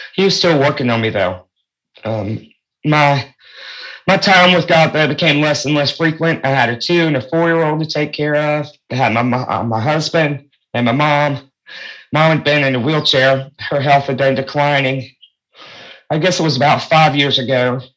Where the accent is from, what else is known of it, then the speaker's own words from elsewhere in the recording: North Carolina, United States; also born or lived in New York State / Fayetteville, North Carolina; we moved to North Carolina from New York State when I was about seven or eight years old.